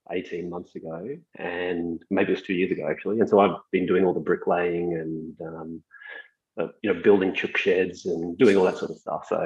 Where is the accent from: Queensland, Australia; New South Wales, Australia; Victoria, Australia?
Victoria, Australia; Melbourne; I grew up in lots of places. Um, I was born here in Melbourne and uh, I actually did the maths when I was about 25 and we'd moved about uh, every 18 months. So my, my parents were immigrants.